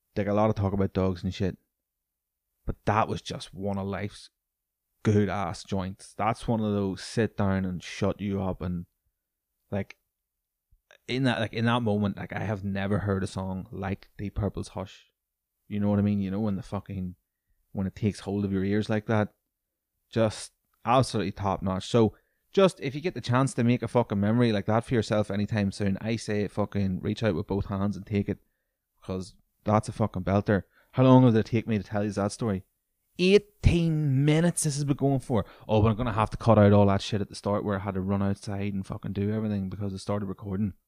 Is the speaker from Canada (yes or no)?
no; Newry, Northern Ireland, United Kingdom; my hometown of Newry